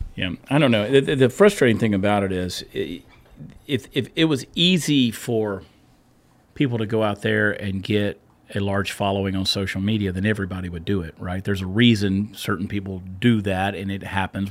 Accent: Texas, United States; as a Texan

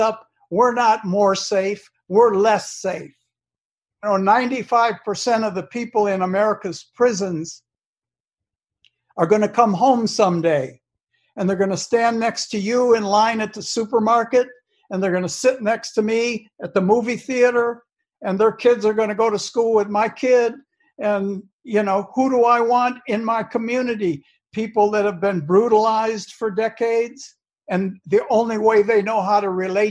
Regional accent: Detroit, Michigan, United States; growing up in Detroit in the 50s and 60s

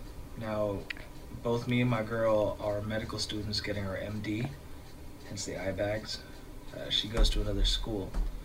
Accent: Cebu City, Central Visayas, Philippines; I'm from Cebu, Philippines.

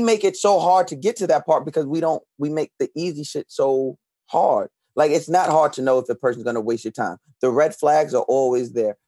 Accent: Long Island, New York, United States; now in Brooklyn, United States; I was born and raised on Long Island, but I currently reside in Brooklyn

